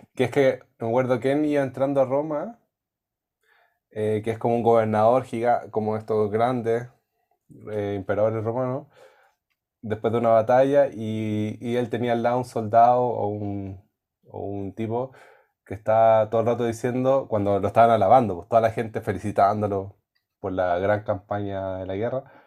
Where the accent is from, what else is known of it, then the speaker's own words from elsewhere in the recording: Temuco, Araucanía, Chile; yo soy de Temuco